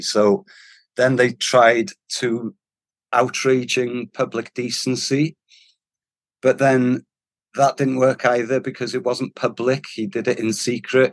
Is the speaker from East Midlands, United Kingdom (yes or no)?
no; North Wales, United Kingdom; first language Welsh; English is a second language; Being Welsh, especially from North Wales and Welsh speaking